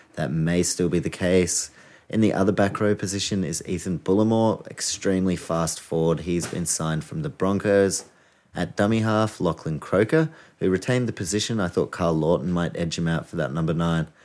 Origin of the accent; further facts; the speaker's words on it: Auckland, New Zealand; I'm from Auckland